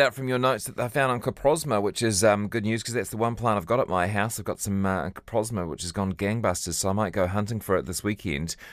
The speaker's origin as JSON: {"language": "English", "town": "Hamilton", "region": "Waikato", "country": "New Zealand", "tie": "born or raised there", "said": "my hometown in Hamilton"}